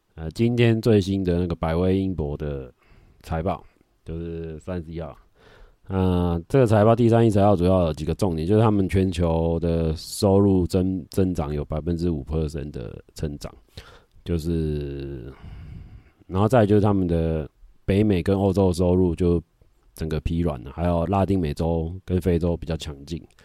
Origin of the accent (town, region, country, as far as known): Taiwan